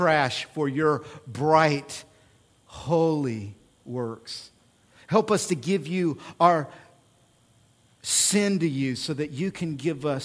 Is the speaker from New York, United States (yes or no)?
no; Oklahoma, United States; I'm from Oklahoma.